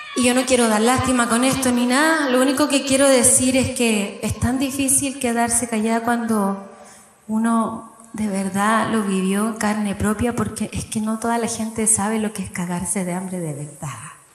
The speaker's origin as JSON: {"language": "Spanish", "town": "Viña del Mar", "region": "Valparaíso", "country": "Chile", "tie": "born or raised there", "said": "Yo nací en Viña del Mar, en una población, ahí arriba en un cerro que se llama Gómez Carreño."}